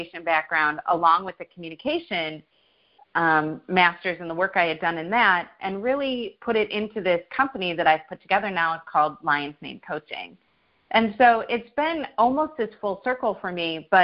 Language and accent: English; Chicago, Illinois, United States; moved away as an adult; now in North Carolina, United States; I'm originally from Chicago, Illinois. I'm born and raised there. Been here in North Carolina for about 4 years now.